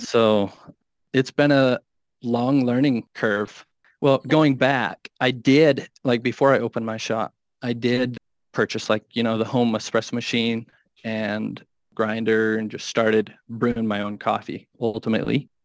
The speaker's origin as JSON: {"language": "English", "region": "Minnesota", "country": "United States", "tie": "born or raised there", "moved": "as an adult", "lives_now": "Wyoming, United States", "said": "I grew up in Minnesota and now I, I moved out to Wyoming five years ago"}